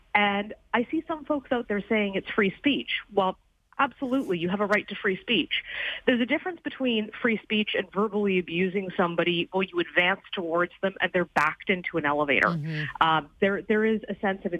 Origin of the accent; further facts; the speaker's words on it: Canada; being Canadian